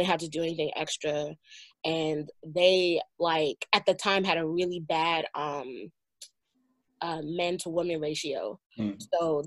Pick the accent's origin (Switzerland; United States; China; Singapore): United States; First generation raised here